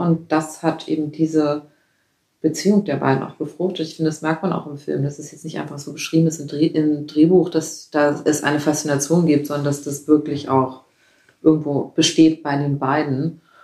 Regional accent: Northern Germany, Germany; Also ich komme aus Norddeutschland

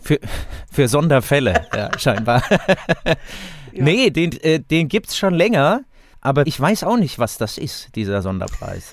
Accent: Seligenstadt, Hesse, Germany; in meiner Heimatstadt in Selingstadt

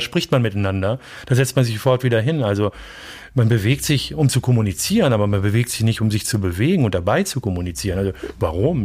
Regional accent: Bielefeld, North Rhine-Westphalia, Germany; bei uns in Bielefeld wäre das Stieghorst

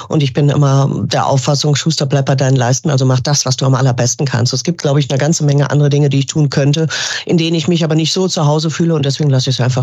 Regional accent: Düsseldorf, North Rhine-Westphalia, Germany; Ich bin gebürtige Düsseldorferin

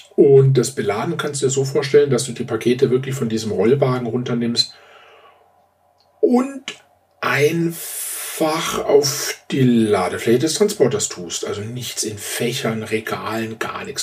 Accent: Baden-Württemberg, Germany; now in Upper Bavaria, Germany; die meiste Zeit meines Lebens habe ich äh, in Baden-Württemberg gelebt

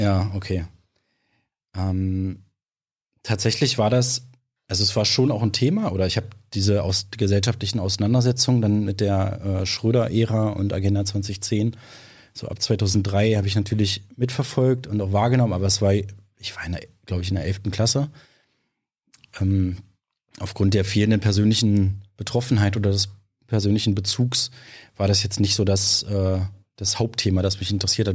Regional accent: Halberstadt, Saxony-Anhalt, Germany; also born or lived in Magdeburg; dort in Halberstadt, wo ich herkomme, eine kleine Stadt am Harz

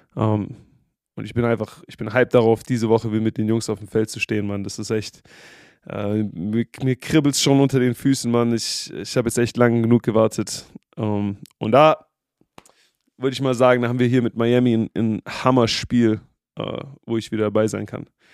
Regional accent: Germany; moved away; als Deutsche

